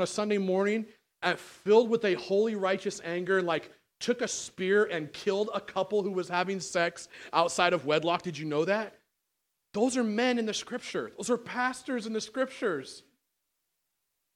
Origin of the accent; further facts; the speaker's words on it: United States; I'm American as you are.